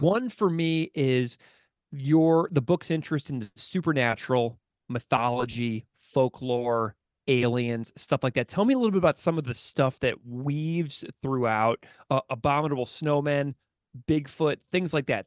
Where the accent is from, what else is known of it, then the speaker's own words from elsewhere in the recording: St. Louis, Missouri, United States; just down I forty-four from Saint Louis, my hometown